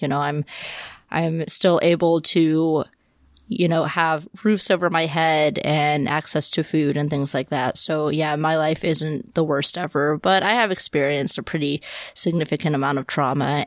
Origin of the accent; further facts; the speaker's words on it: Deep South, United States; I grew up in the Deep South